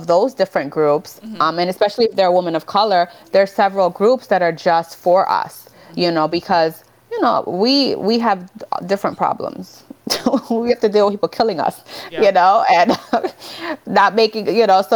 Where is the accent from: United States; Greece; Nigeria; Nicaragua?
Nicaragua; moved away; I was born in Nicaragua